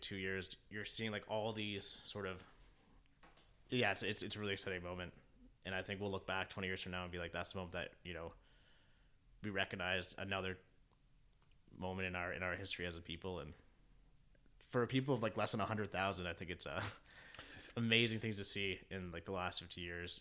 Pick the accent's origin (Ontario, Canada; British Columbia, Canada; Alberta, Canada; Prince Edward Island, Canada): Ontario, Canada; Keswick; moved away as an adult; now in Toronto, Canada; I grew up in Keswick Ontario which is essentially 45 minutes north of Toronto